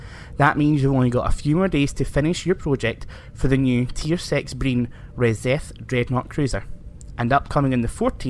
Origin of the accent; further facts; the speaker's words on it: Scotland, United Kingdom; me being Scottish